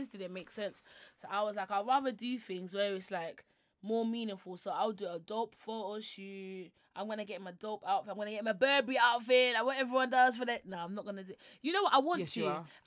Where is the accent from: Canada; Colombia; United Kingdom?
United Kingdom; London; first language Yoruba; English is a second language; I'm a broke bitch from H-Town